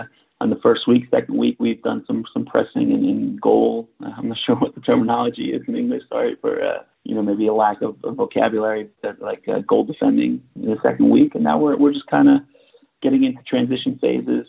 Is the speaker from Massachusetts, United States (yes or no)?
no; Fair Lawn, New Jersey, United States; moved away as an adult; also born or lived in New York; now in Stuttgart, Germany; I grew up in Fairlawn, New Jersey